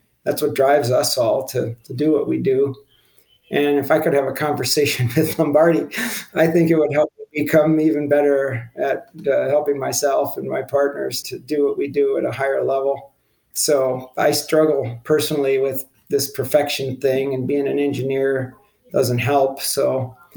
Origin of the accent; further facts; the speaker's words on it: Wisconsin, United States; I grew up in Wisconsin